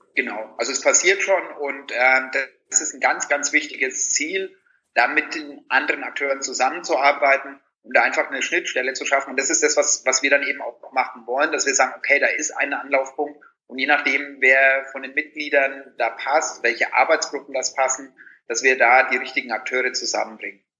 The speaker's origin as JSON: {"language": "German", "area": "Franconia", "region": "Bavaria", "country": "Germany", "tie": "born or raised there", "moved": "yes", "said": "wenn ich in meine Heimat äh, fahre nach Franken"}